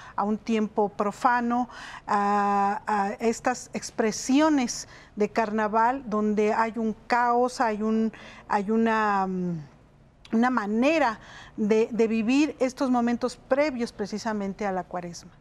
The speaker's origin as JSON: {"language": "Spanish", "region": "Mexico City", "country": "Mexico", "said": "en Xochimilco, que es de donde yo vengo"}